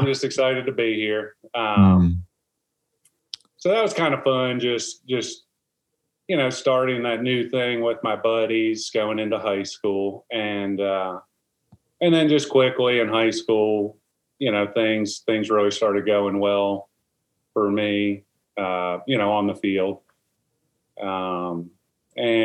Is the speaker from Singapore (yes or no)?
no; New Jersey, United States; moved away; also born or lived in South Carolina / Seattle; I grew up in New Jersey.